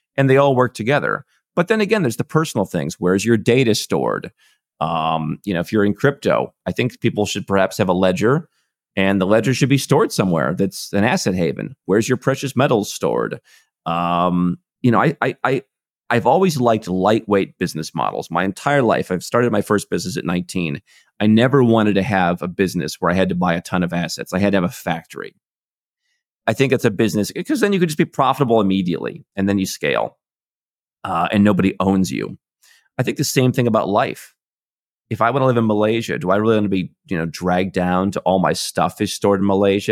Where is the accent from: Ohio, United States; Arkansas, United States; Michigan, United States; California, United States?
Ohio, United States; Cleveland; moved away as an adult; I was born in Cleveland, Ohio in the U S